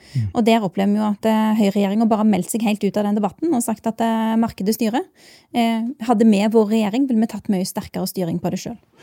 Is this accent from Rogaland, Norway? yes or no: yes; Bjørheimsbygd, Rogaland, Norway; moved away as an adult; now in Oslo, Norway; jeg er ei jente fra Bjørøysbygd. Det er en liten plass i Rogaland. Jeg er veldig stolt av heimplassen min